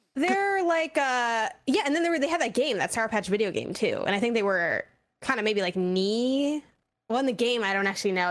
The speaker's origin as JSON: {"language": "English", "town": "Chicago", "region": "Illinois", "country": "United States", "said": "I'm from Chicago, Illinois"}